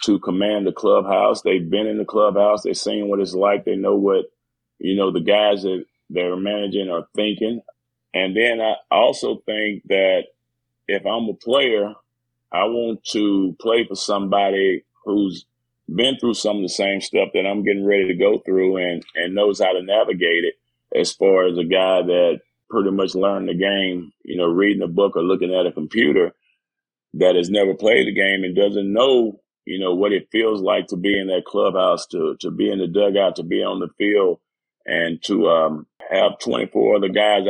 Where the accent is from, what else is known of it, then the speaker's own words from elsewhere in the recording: Texas, United States; I'm from Texas.